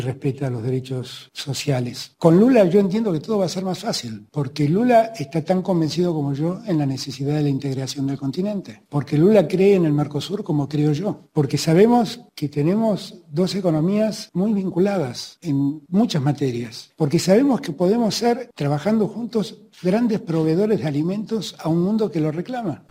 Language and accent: Spanish; Argentina; como hombre de Latinoamérica, como argentino